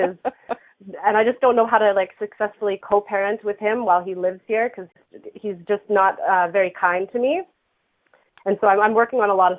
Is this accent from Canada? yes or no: yes; Saskatoon, Saskatchewan, Canada; actually another Saskatoonian.